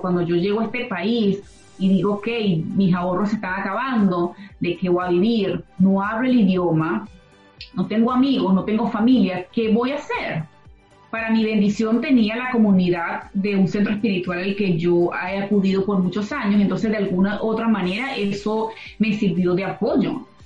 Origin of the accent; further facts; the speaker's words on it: Venezuela; moved away as an adult; Los que venimos de Venezuela